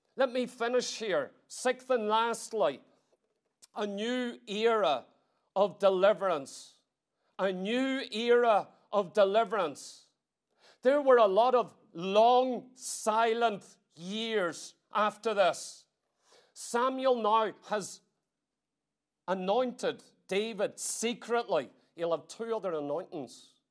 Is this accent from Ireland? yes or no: yes; Ireland; I come all the way from Ireland